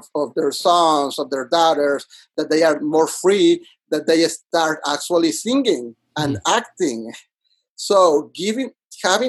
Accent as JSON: {"language": "English", "town": "Monterrey", "region": "Nuevo León", "country": "Mexico", "tie": "born or raised there", "second_language": "English", "moved": "as an adult", "lives_now": "New York City, United States", "said": "I'm originally from Monterrey, Mexico"}